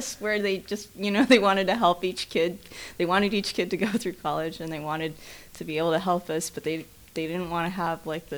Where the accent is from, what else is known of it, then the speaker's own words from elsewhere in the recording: San Francisco Bay Area, California, United States; I was a Bay Area kid. I was born in San Francisco.